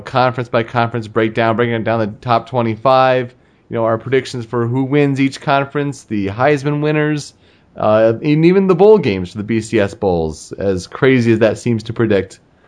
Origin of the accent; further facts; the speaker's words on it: Michigan, United States; living in Michigan, you know, growing up in Michigan